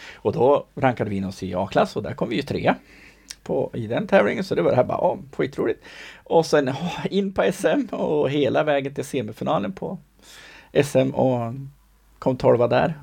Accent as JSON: {"language": "Swedish", "town": "Sundsvall", "region": "Västernorrland County", "country": "Sweden", "said": "jag är ju från Sundsvall"}